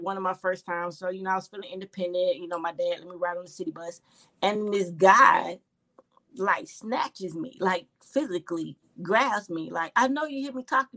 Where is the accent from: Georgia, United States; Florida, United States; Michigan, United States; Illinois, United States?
Florida, United States; Orlando; I'm from Orlando, Florida, born and raised. Very proud of that. Central Florida girl